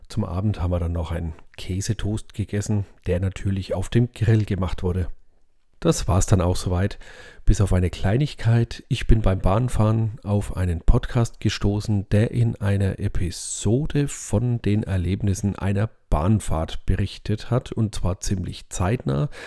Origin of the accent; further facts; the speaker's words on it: Bavaria, Germany; aber das findet man als Franke ja schon ein bisschen seltsam, ne?